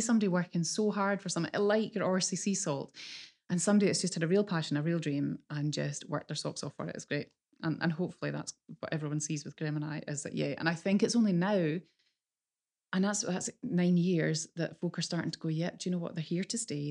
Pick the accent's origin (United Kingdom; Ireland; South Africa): United Kingdom; Islay, Scotland; moved away as an adult; also born or lived in Glasgow; I I grew up in Isla, and we live and breathe whiskey in Isla